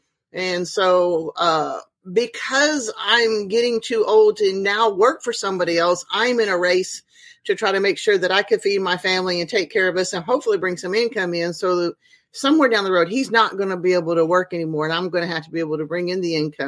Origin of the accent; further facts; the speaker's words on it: Oklahoma, United States; also born or lived in Venezuela / Alaska / Texas / California; I was born in Northeast Oklahoma in Tulsa. When I was a baby, we moved to Venezuela. Then we moved back. I lived in Southwest Oklahoma, got married, moved to Alaska, moved to Central Texas, got married again and moved to California.